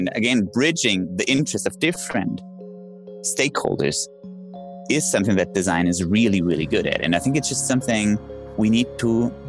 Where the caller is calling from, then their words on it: Dubai, United Arab Emirates; I'm calling in from Dubai